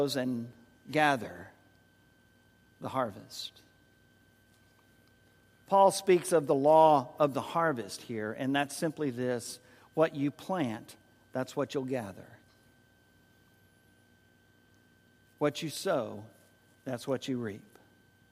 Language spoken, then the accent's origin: English; San Antonio, Texas, United States; moved away as an adult; also born or lived in Dallas-Fort Worth, Texas / Oklahoma City, Oklahoma / Winston-Salem, North Carolina; now in Tyler, United States; a city boy born and raised in San Antonio